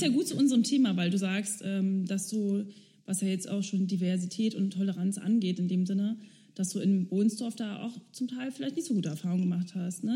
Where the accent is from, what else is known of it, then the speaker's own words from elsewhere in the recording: Berlin, Germany; in Hunschenhausen bin ich groß geworden.